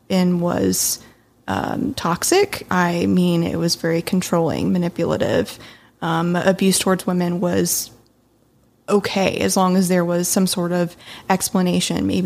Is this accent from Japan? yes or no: yes; Japan; now in Las Vegas, United States; I'm originally from Japan, um, and then recently moved to Vegas, and then there's been a billion moves in between there.